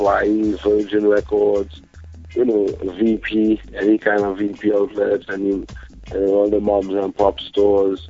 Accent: Trinidad & Tobago; moved away; also born or lived in United States; I was born in Trinidad

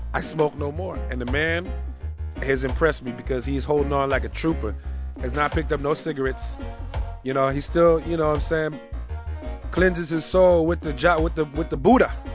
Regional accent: Oakland, California, United States; born and raised in Oakland, California

